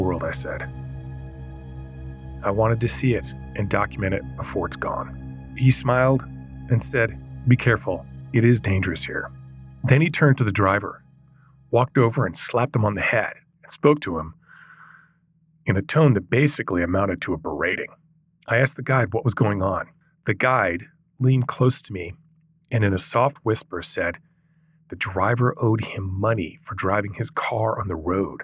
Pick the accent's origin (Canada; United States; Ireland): Canada; Vancouver, British Columbia; I come from Vancouver, Canada.